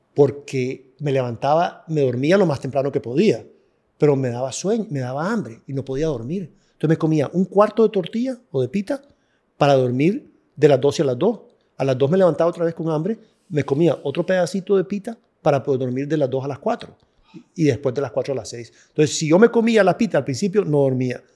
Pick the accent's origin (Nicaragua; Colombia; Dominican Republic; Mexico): Nicaragua; era nicaragüense